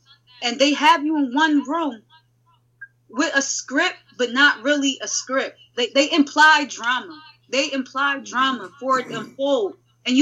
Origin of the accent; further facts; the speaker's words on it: Philadelphia, Pennsylvania, United States; me and a shorty India from Philly. We're both from Philly